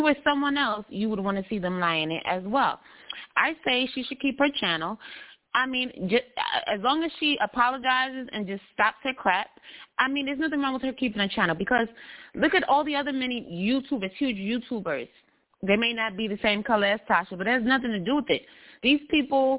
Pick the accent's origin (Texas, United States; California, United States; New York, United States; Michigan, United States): New York, United States; I'm from New York